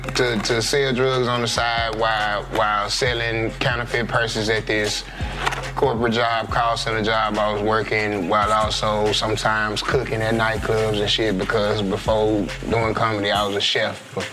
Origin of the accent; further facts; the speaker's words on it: Dallas, Texas, United States; I'm from Dallas, Texas, the Oak Cliff part.